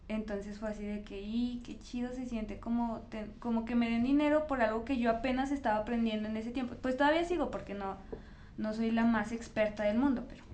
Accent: Fresnillo, Zacatecas, Mexico; moved away as an adult; now in Zacatecas, Mexico; yo soy de Fresnillo, entonces cuando me vengo a estudiar acá a Zacatecas

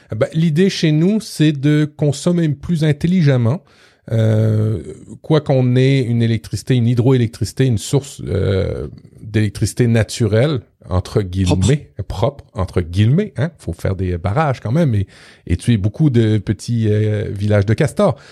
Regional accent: Quebec, Canada; chez nous au Québec

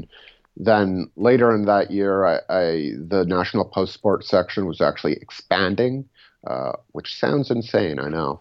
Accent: Toronto, Ontario, Canada; I grew up in Toronto.

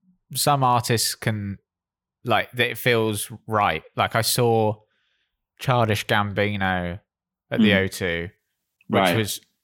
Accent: Bristol, South West England, United Kingdom; moved away; I'm from Bristol originally

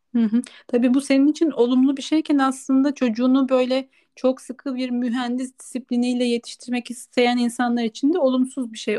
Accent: Kırklareli, Turkey; moved away as an adult; also born or lived in Ankara; Kırklareli'den Ankara'ya göç ettiğimde yaşadığım için burada çok fazla yaşamadım diye düşünüyorum. Çünkü ben 18 yaşında üniversiteye gitmek için Ankara'ya taşındım

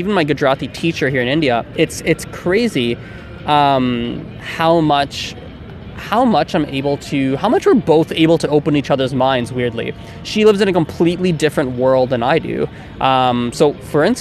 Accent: Canada

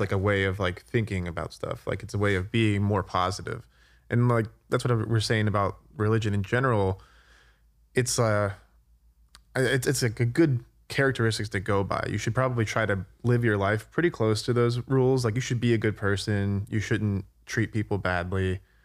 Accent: New Jersey, United States; I'm also from New Jersey

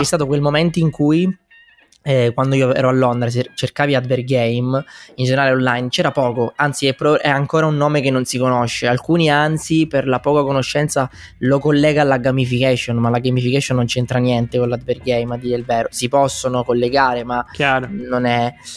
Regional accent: Messina, Sicily, Italy; also born or lived in London; now in Milan, Italy; io sono originario di Messina ma abito a Milano

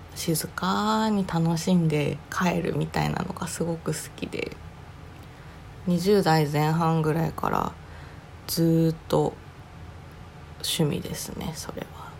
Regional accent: Oga, Akita, Japan; moved away; 私の実家は秋田県の男鹿市旧若見町にありましてえー、っと兼業なんですけど農家を営んでいます

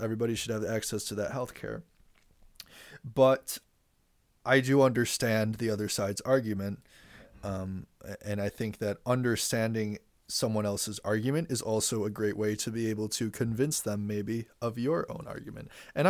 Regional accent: New York, United States; I'm somebody from New York, which is a blue state.

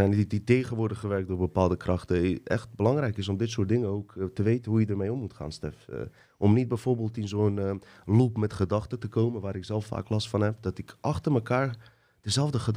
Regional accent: Bosnia & Herzegovina; Ik ben was ik kom uit Bosnië.

